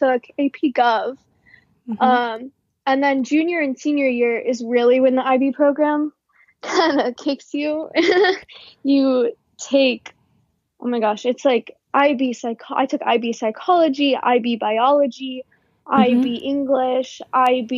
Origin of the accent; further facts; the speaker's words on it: Virginia Beach, Virginia, United States; moved away as an adult; now in Washington, DC, United States; I went to a public school. I'm from Virginia Beach. So a lot of high schools in my city